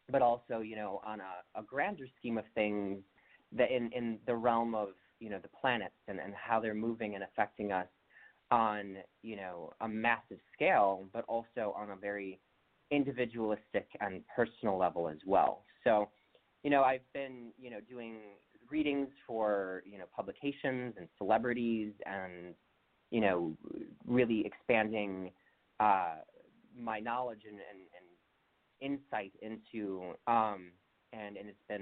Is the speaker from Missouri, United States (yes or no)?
no; Milwaukee, Wisconsin, United States; moved away; also born or lived in Chicago, Illinois; I grew up in Milwaukee, Wisconsin originally